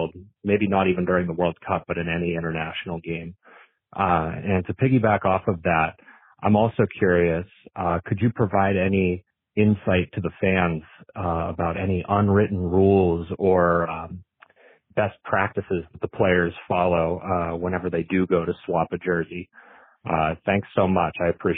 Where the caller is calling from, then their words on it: Pittsburgh, Pennsylvania, United States; I'm calling in from Pittsburgh.